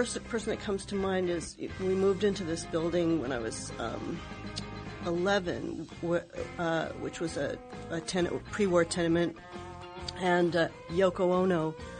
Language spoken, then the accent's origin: English; New York, United States; I grew up on Christopher Street, mostly Sheridan Square, Christopher Street.